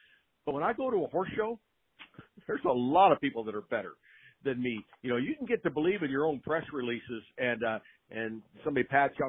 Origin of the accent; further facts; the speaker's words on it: West Coast, United States; how thankful I am now that I grew up on the West Coast and had the opportunity to be around great horses and great horsemen and horsewomen